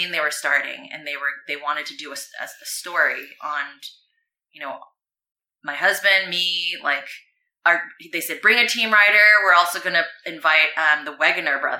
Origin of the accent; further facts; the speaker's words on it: California, United States; "I'm from California."